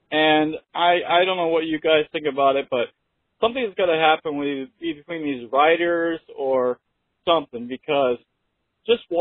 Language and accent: English; New Hampshire, United States; from … on YouTube. I am from New Hampshire, so I'm a local guy.